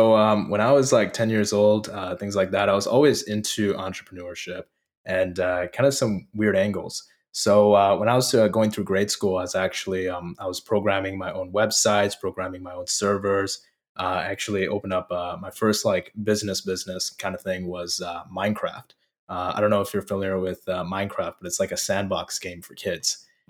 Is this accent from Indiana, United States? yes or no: yes; Indiana, United States; also born or lived in Fort Collins, Colorado; I was raised in Colorado, in the Denver area, in a city called Fort Collins. And then I moved to Northwest Indiana, Chicago suburbs. And I essentially was, for the most part, raised there for my entire childhood.